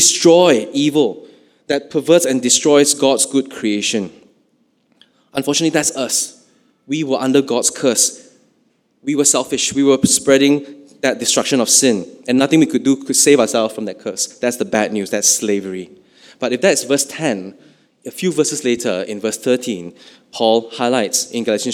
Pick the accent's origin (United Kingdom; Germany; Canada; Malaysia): Malaysia